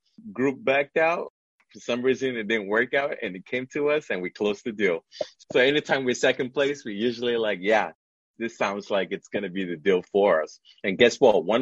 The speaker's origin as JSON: {"language": "English", "country": "Nigeria", "also_born_or_lived": "upstate New York, United States / Washington, D.C., United States / New York City, United States / Chicago, United States", "moved": "as an adult", "lives_now": "United States", "said": "I'm an immigrant. Originally, I'm from Nigeria. I came to the U.S. in 1999 when I started college."}